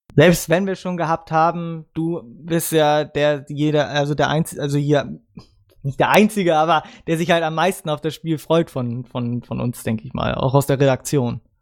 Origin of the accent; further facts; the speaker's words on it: Germany; als Deutscher